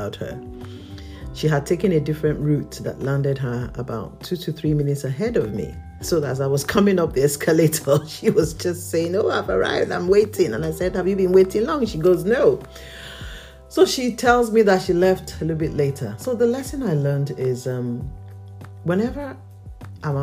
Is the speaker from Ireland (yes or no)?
no; Nigeria; I'm a Nigerian